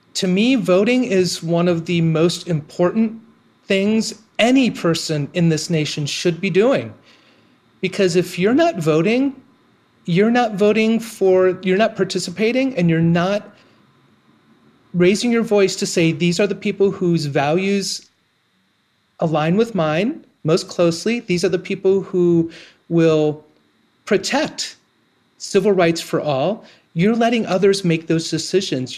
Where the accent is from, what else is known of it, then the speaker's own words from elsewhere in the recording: Ohio, United States; moved away as an adult; moving back to my hometown